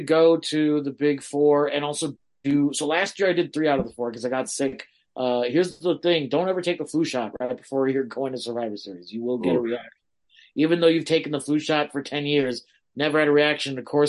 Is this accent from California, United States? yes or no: yes; Los Angeles, California, United States; we were in my hometown of LA, although I'm everywhere. So I don't really know what my hometown is.